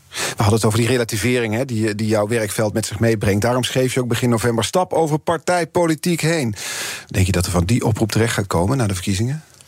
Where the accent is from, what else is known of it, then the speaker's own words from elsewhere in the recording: Eindhoven, North Brabant, Netherlands; ik kom er ook vandaan